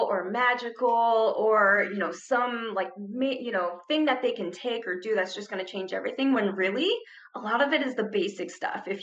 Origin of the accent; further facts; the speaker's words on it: Ohio, United States; moved away as an adult; now in Arizona, United States; So I came here from Ohio to go to school and I just never left. And I just absolutely love it in Arizona.